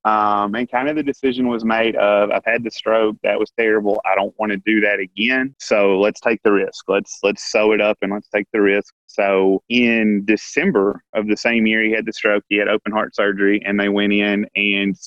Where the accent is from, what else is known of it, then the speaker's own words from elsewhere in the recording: Paragould, Arkansas, United States; So I was born and raised in Paragould, Arkansas, only child